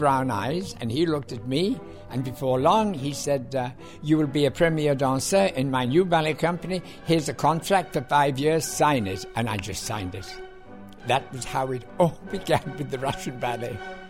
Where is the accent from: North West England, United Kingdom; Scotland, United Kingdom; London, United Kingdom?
North West England, United Kingdom; Liverpool; moved away as an adult; also born or lived in United States; now in New York, United States; And I was born in Liverpool, England. And I've spent most of my life, my wonderful life, here in America.